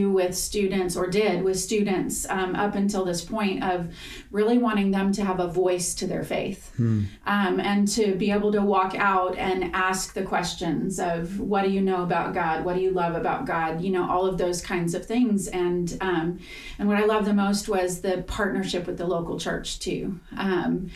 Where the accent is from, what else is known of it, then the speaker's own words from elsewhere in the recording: Southern California, United States; now in Roanoke, Texas, United States; I was born and raised in Southern California, so a little bit in Northern California